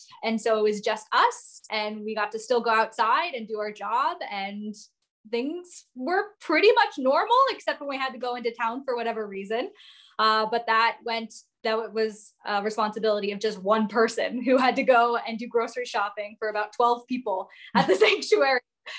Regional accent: United States; moved away as an adult; also born or lived in Western Cape, South Africa; now in Eastern Cape, South Africa

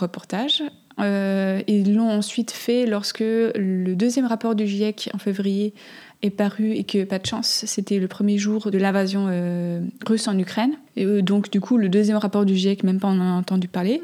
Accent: Switzerland; j'ai grandi en Suisse

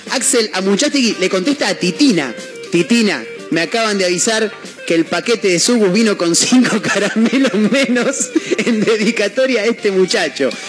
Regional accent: Argentina; acá todos somos argentinos

